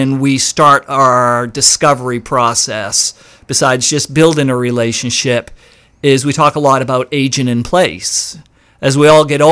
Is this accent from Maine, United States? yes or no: yes; East Millinocket, Maine, United States; moved away as an adult; also born or lived in Southeastern US; I'm originally from East Millinocket, so I started there years ago